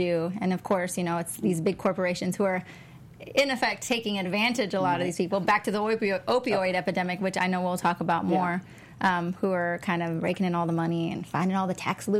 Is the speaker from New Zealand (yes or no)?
no; Texas, United States; moved away; That's what we call it in Texas.